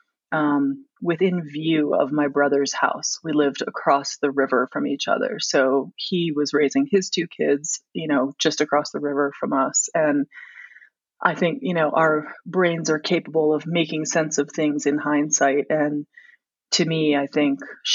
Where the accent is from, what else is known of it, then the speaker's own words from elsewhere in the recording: Washington, District of Columbia, United States; moved away as an adult; also born or lived in Aspen, Colorado; now in Colorado, United States; I grew up in Washington, D.C. and went to college and medical school there